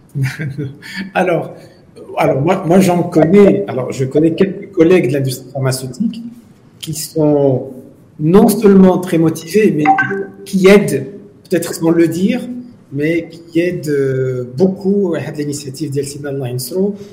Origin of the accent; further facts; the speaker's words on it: Morocco; chez nous, au Maroc